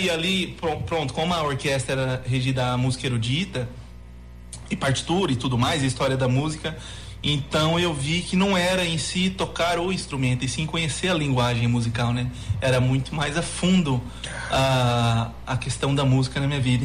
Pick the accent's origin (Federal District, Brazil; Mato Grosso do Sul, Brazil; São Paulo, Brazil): Mato Grosso do Sul, Brazil; Camapuã; nasci na fazenda, nasci em Camapuã e fui criado ali uh, no meio rural